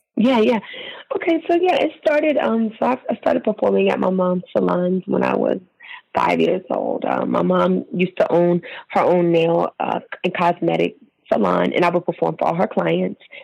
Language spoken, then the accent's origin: English; Maryland, United States; I'm from Maryland